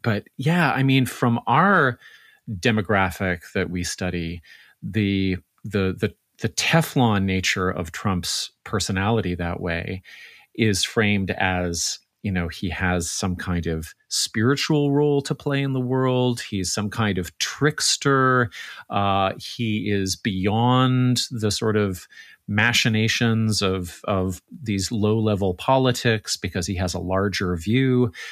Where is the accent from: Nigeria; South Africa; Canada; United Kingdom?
Canada; the Canadian on staff